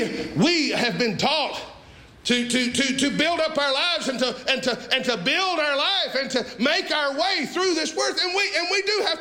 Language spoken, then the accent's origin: English; Sand Mountain, Alabama, United States; growing up on Sand Mountain, Alabama